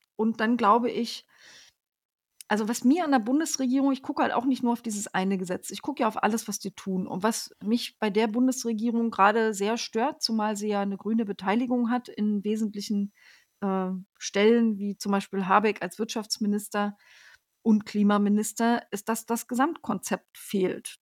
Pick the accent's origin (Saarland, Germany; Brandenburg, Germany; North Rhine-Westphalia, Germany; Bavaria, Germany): Brandenburg, Germany; northern; Ich komme ja aus dem Norden von Brandenburg.